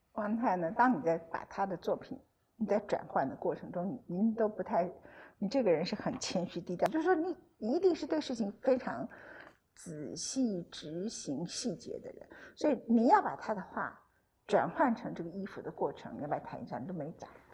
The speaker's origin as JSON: {"language": "Chinese", "country": "Taiwan", "said": "我们台湾的人"}